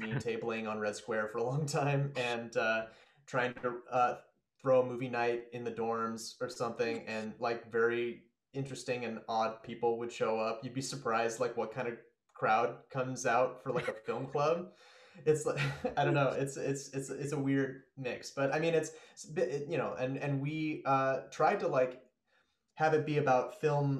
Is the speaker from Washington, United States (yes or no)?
yes; Spokane, Washington, United States; also born or lived in New York; I grew up in Spokane